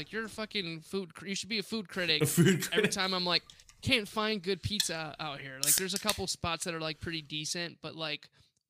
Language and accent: English; Buffalo, New York, United States; Chicken wings, dude, I'm from Buffalo, New York, okay?